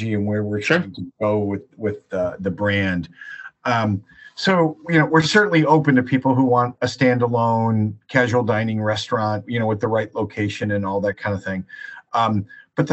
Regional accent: Chicago, Illinois, United States; moved away as an adult; now in Boston, United States; I actually grew up in Chicago

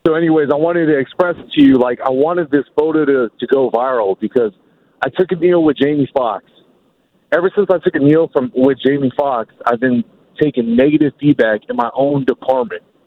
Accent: Daly City, California, United States; I grew up in the Bay Area. I, I've listened to the Dog Show. I grew up in Daly City

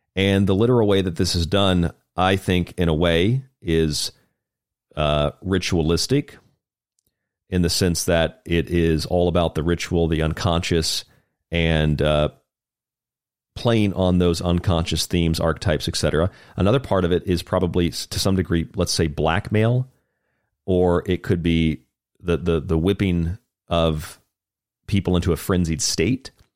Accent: Florida, United States; Saint Augustine, Florida, actually, my home state

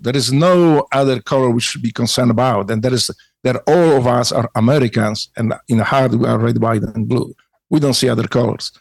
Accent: Poland; English is a second language; moved away as an adult; now in United States; growing up in Poland

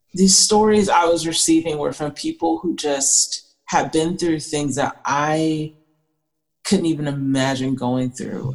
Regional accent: Atlanta, Georgia, United States; I grew up in Atlanta, Georgia area.

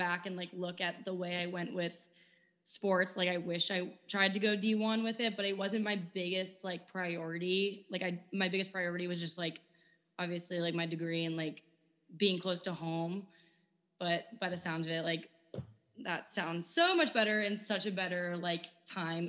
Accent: New England, United States; I'm from New England and ice hockey is very big up there

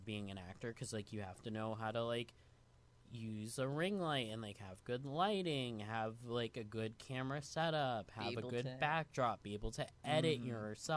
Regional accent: New York City, New York, United States; also born or lived in Venezuela; I was born in Venezuela, but I was raised in Queens, New York

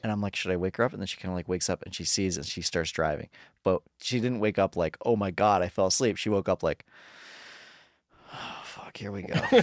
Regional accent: Colorado, United States; now in Los Angeles, United States

